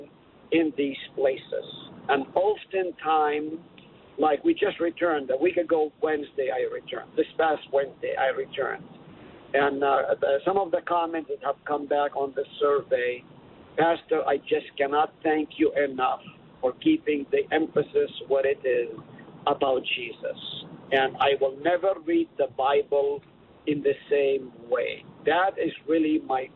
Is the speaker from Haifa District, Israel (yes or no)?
yes; Haifa, Haifa District, Israel; moved away as an adult; also born or lived in Nazareth, Israel; now in Hartford, United States; I was born in Nazareth, lived in Nazareth for 3 full years. Then we moved to Haifa, Israel, which is right on the beach